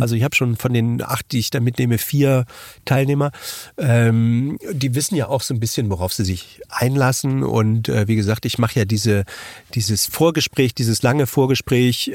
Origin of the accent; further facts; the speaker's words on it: Germany; bei uns in Deutschland